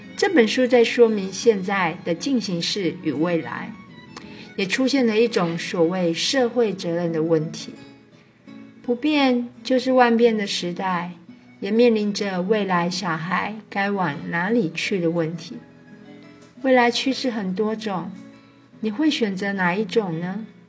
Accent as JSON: {"language": "Chinese", "town": "Taipei", "country": "Taiwan", "said": "我来自台北"}